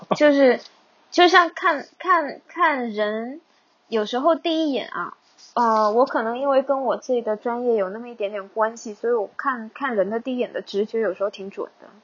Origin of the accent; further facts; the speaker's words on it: Hong Kong; 我是在香港长大的